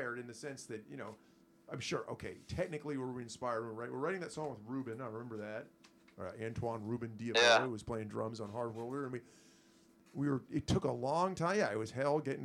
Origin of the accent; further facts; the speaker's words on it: United States; us spoiled Americans